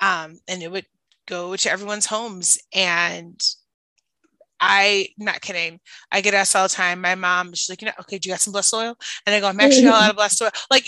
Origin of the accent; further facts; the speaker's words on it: Chicago, Illinois, United States; accent: Chicago; also born or lived in Indiana; And when I left Indiana after I lived there for 3 years, I go, yeah, I'm gonna get my Chicago accent back